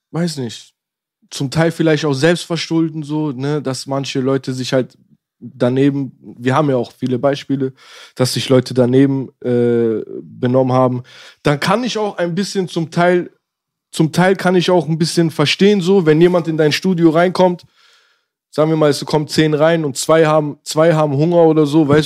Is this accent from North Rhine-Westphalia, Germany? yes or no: no; Berlin, Germany; ich bin in Tempelhof geboren